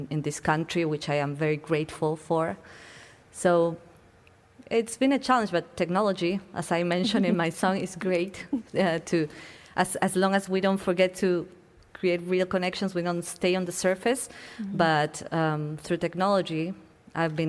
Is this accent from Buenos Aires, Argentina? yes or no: yes; Buenos Aires, Argentina; moved away as an adult; I am from Buenos Aires, which is a city that is boiling with art